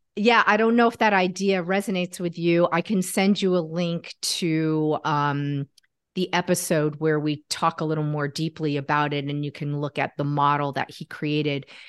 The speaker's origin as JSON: {"language": "English", "region": "Connecticut", "country": "United States", "moved": "yes", "lives_now": "Washington, D.C., United States", "said": "I'm from Connecticut, actually"}